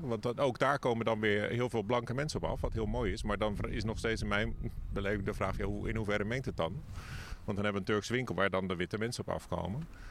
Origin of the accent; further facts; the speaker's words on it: Rotterdam, South Holland, Netherlands; also born or lived in The Hague; now in Hoorn, Netherlands; ik ben zelf Rotterdammer, dus ik heb eigenlijk altijd in een grote stad gewoond, daarna in Den Haag